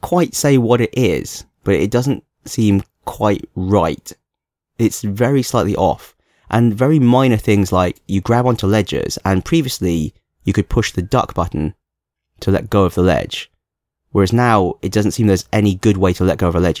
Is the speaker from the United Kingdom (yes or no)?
yes; London, United Kingdom; moved away as an adult; now in Hong Kong; I did grow up in London when I was a child as well.